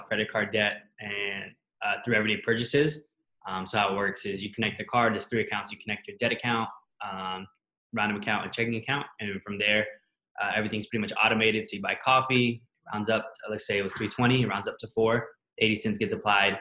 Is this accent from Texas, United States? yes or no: no; Atlanta, Georgia, United States; We're from Atlanta